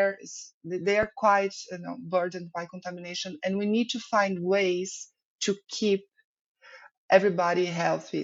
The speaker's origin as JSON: {"language": "English", "country": "Brazil", "also_born_or_lived": "Ireland", "moved": "as an adult", "said": "as a Brazilian studying abroad"}